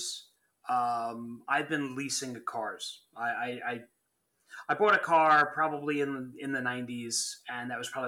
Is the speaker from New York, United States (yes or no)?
yes; Long Island, New York, United States; moved away as an adult; I'm from Long Island